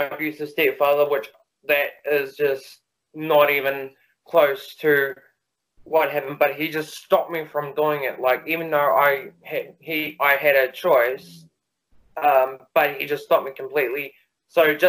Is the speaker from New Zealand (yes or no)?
yes; New Zealand; I'm born in New Zealand, and I live in New Zealand, and I've lived in New Zealand all my life